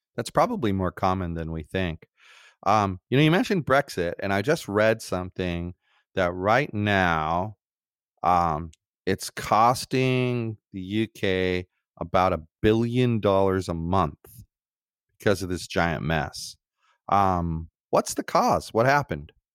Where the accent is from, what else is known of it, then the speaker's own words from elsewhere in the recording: United States; as American citizens